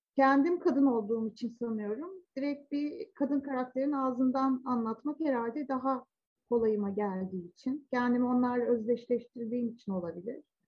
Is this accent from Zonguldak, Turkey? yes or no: yes; Zonguldak, Turkey; 70'lerin sonunda ve 80'lerde çocukluk ve daha sonra ergenliğimi geçirdim Zonguldak'ta.